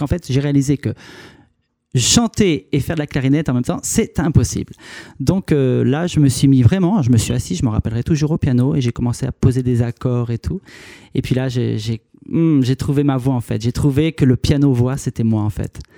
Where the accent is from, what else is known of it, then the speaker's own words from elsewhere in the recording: Carry-le-Rouet, Provence-Alpes-Côte d'Azur, France; moved away as an adult; now in Paris, France; Alors je viens de Paris. Et sinon, je suis donc euh, quelqu'un du Sud, en fait. Hein. J'ai vécu euh, une bonne trentaine d'années dans le Sud, donc euh, à Carry-le-Rouet, en fait. Et, là, en ce moment, je vis actuellement sur Paris.